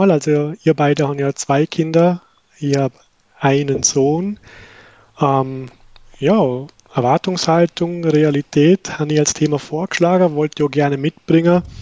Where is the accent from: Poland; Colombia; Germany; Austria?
Austria; Vorarlberg; accent: Vorarlberg dialect; Wie der Adi schon erwähnt hat, bin Vorarlberger und bin nicht so gepflegt im Schweizer Dialekt, aber ja, ich bin Vorarlbergerisch reden